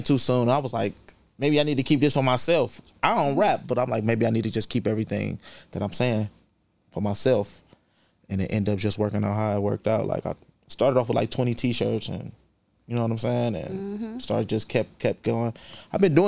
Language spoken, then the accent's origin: English; Cleveland, Ohio, United States; I'm from the St. Clair area, though. I'm from, like, Eddy Road.